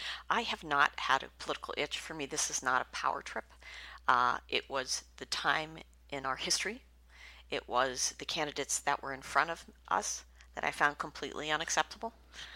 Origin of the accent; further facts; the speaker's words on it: Youngstown, Ohio, United States; I grew up in the Youngstown area, so it's a heavy labor town.